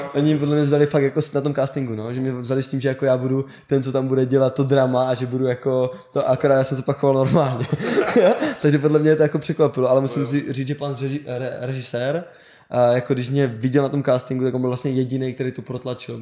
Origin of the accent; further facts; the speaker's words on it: Olomouc, Olomouc Region, Czechia; jsem z Olomouce